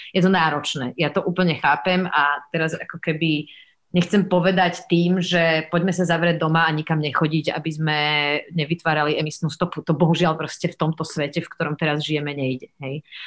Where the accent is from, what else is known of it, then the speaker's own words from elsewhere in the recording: Bratislava, Bratislava Region, Slovakia; aj keď som zo Slovenska, ale tým, že som vyrastala a žila na západe a v Bratislave